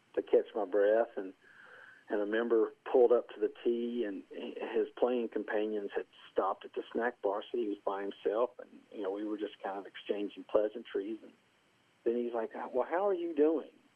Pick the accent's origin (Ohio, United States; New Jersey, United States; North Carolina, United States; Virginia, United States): Virginia, United States; Castlewood; I was born and raised in Castlewood, Virginia